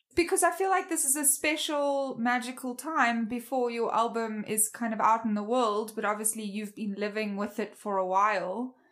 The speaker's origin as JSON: {"language": "English", "country": "South Africa", "accent": "South African", "moved": "yes", "lives_now": "United States", "said": "I'm from South Africa"}